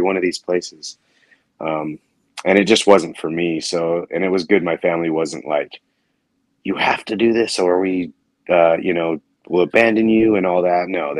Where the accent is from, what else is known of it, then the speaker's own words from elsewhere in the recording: Orem, Utah, United States; I grew up in Orem, Utah.